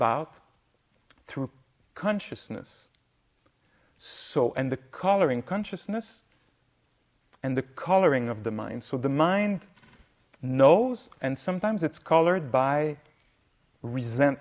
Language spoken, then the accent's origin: English; Quebec, Canada; I come from Quebec, north.